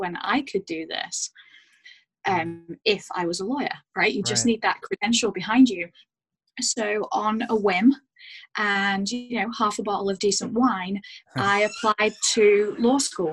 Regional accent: United Kingdom; moved away as an adult; also born or lived in Banff, Alberta; now in Vancouver, Canada; I'm British, born and raised in the UK, between Manchester and Leeds

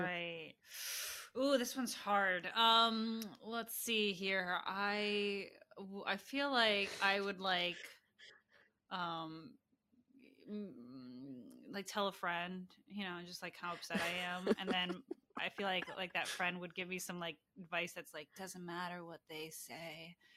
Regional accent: Maryland, United States; I grew up in Maryland, right outside D C.

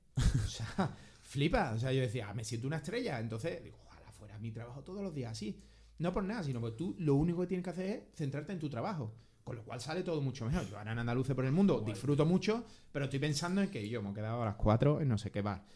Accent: Andalusia, Spain; yo era andaluz, andaluz

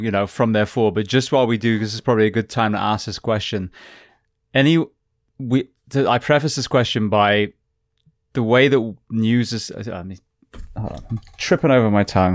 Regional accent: England, United Kingdom; now in United States; national health that I grew up with in England

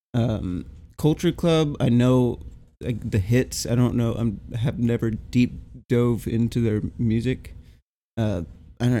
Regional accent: Texas, United States; as a Texan

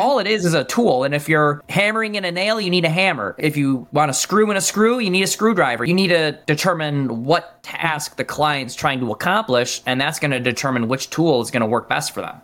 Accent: Michigan, United States; I'm from Michigan.

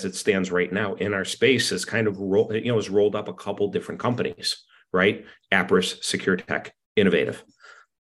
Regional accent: Penfield, New York, United States; Penfield, New York, my hometown

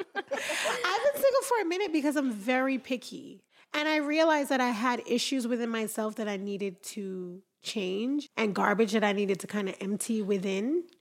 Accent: Jamaica; now in Utah, United States

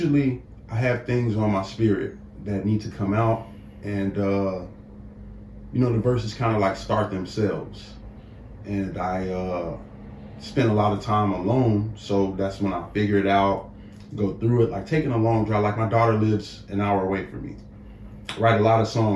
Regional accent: Inglewood, California, United States; growing up in Inglewood

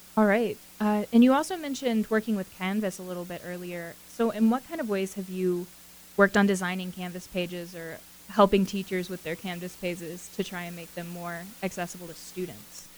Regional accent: Atlanta, Georgia, United States; areas in Metro Atlanta just because those are where I have connections to, and those are the areas where I grew up and where I went

